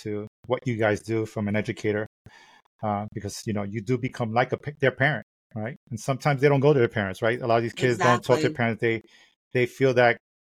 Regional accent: New York City, New York, United States; growing up in Brooklyn

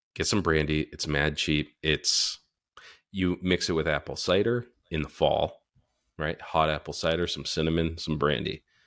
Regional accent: Northeast, United States; also born or lived in Florida; we're from the Northeast

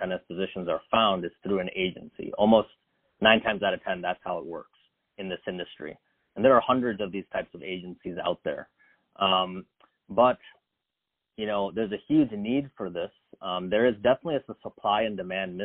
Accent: Chicago, Illinois, United States; I actually was born and raised in the Chicago area.

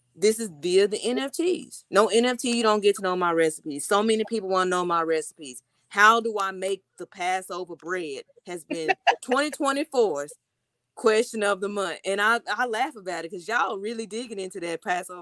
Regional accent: Texas, United States; moved away; I'm from Texas

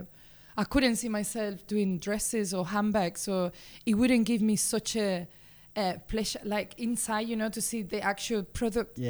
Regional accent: Seville, Andalusia, Spain; English is a second language; moved away as an adult; now in Birmingham, United Kingdom; As you can tell, I'm Spanish. I was born in Seville. It's a beautiful city in the south of Spain

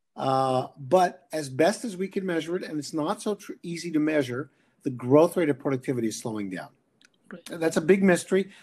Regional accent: Canada; I'm a Canadian, or I'm both actually

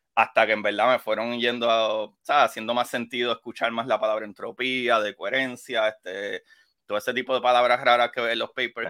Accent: Puerto Rico; como puertorriqueño

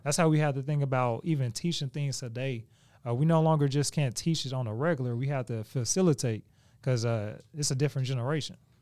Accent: Oklahoma City, Oklahoma, United States; We, we stayed in the same area. We grew up in Oklahoma.

